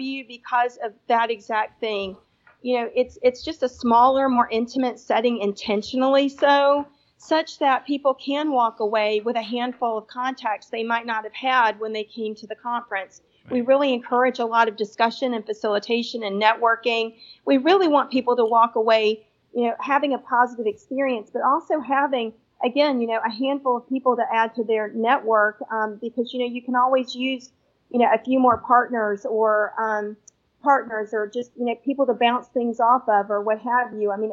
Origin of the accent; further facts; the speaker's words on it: Atlanta, Georgia, United States; I'm from Atlanta